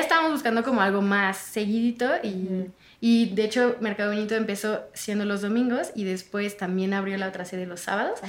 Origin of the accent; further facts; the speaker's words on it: France; moved away; yo soy de Francia